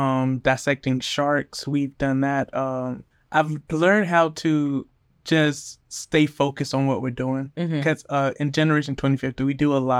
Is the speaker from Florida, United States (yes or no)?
yes; Orlando, Florida, United States; also born or lived in Hollywood / Miami; I was born in Orlando, moved to Hollywood, Florida, moved back to Orlando when I was like 7, moved back to Miami when I was like 14.